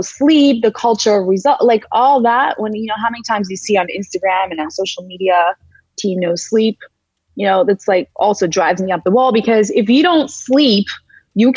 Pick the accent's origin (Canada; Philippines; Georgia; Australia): Georgia; moved away; also born or lived in St. Louis; It's Valley, Georgia, not the Peach State, but the country of Georgia in Eastern Europe